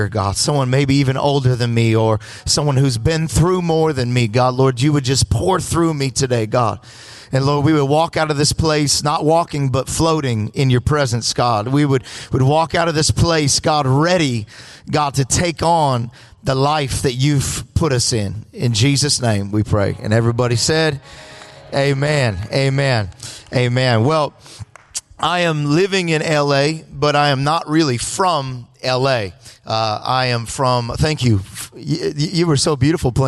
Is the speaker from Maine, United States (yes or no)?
no; Los Angeles, California, United States; I'm all the way from L.A. I am really from California